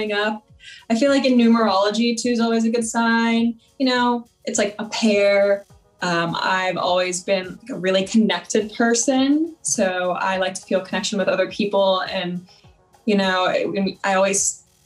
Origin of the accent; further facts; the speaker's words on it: South Florida, United States; moved away as an adult; now in Los Angeles, United States; I grew up in South Florida.